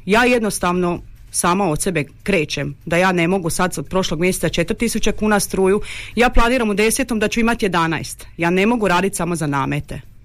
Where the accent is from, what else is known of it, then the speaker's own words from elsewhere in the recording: Đakovo, Osijek-Baranja County, Croatia; mi smo Slavoni, ali mi Đakovo grad koda je odvojen od tog svijeta